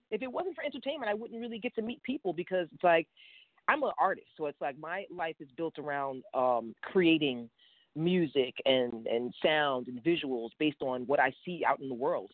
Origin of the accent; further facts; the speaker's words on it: New York City, New York, United States; growing up in New York City